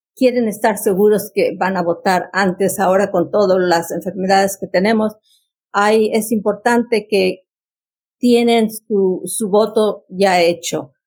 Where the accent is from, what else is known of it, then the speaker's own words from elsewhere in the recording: Mexico; now in Fairfax County, United States; yo soy mexicana y tengo 56 años en este país